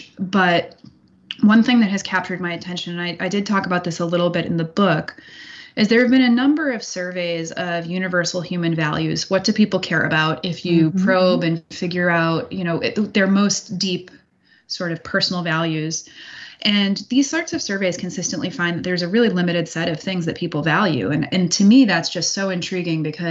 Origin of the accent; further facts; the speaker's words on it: United States; I'm born and raised in the United States.